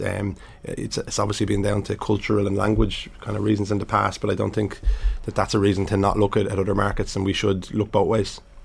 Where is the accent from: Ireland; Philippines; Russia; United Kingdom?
Ireland; Dublin, Leinster; I grew up in Finglas